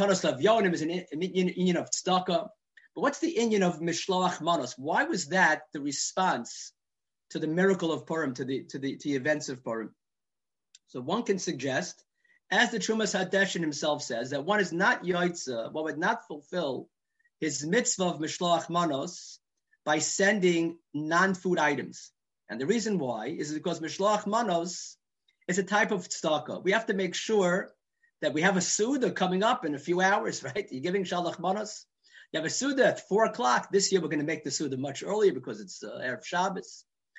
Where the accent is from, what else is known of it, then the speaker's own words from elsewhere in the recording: New York City, New York, United States; growing up in Borough Park